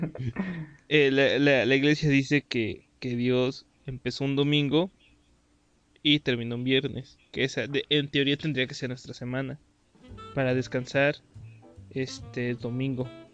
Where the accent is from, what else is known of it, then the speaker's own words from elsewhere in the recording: State of Mexico, Mexico; moved away; yo originalmente soy del Estado de México